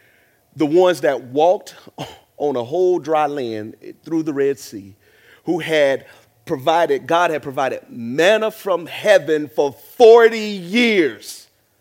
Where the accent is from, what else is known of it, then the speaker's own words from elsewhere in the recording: the South, United States; Growing up in the South and from a black family